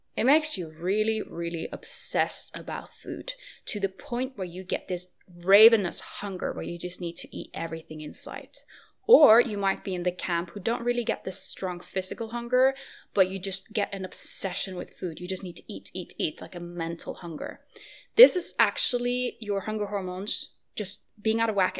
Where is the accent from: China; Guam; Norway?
Norway; moved away; I am currently in Norway, which is my home country